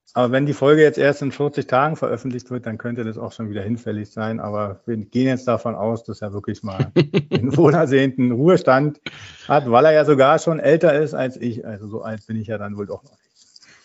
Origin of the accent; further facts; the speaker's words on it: Berlin, Germany; Ja, ich bin ein gebürtiger Berliner, bin dort aufgewachsen.